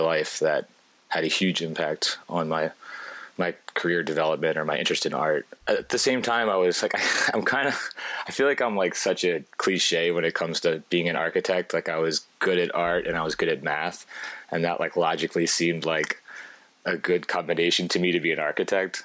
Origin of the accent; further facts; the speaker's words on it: Baltimore, Maryland, United States; moved away as an adult; also born or lived in Paris, France / Belgium; now in Brooklyn, United States; I was born in Baltimore, and the suburbs of Baltimore, actually.